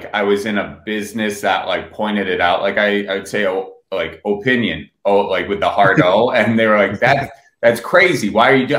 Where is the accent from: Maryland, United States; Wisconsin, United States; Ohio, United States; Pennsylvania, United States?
Wisconsin, United States; Milwaukee; accent: Wisconsin; moved away as an adult; also born or lived in Dallas / South Carolina / Washington, D.C. / Los Angeles; Grew up in the suburbs of Milwaukee